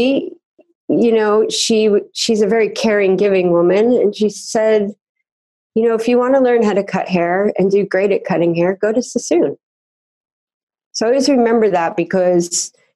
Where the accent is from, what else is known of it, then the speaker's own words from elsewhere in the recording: New Jersey, United States; I grew up in New Jersey